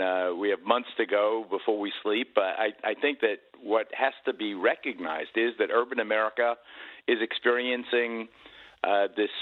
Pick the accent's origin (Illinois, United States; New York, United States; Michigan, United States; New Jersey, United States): New York, United States; New York City; born or raised there